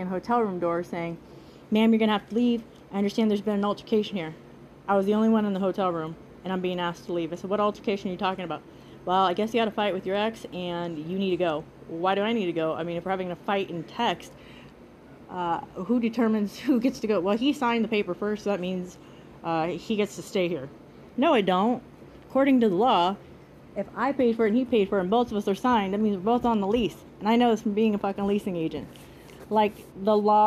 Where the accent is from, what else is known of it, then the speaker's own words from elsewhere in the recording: Nebraska, United States; now in Las Vegas, United States; we're from Nebraska. We're these good old down-home folks